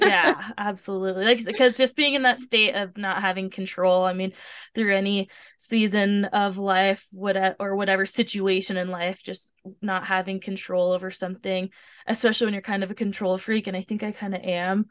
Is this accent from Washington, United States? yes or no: yes; Tacoma, Washington, United States; that's where I'm from